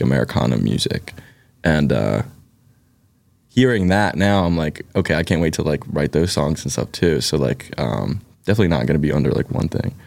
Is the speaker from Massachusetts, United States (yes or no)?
no; Philadelphia, Pennsylvania, United States; accent: Philly; my Philly accent's gonna come out, like, really thick